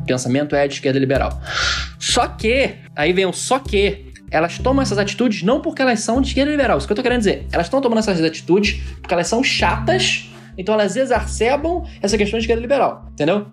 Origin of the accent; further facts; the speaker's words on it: Brazil; nossa existência como brasileiros